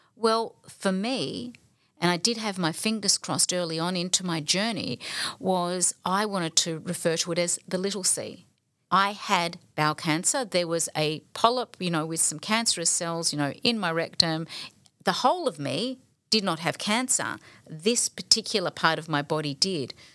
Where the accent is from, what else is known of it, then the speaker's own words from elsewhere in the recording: Balwyn, Victoria, Australia; the Baldwin, um, upbringing that, that I was growing up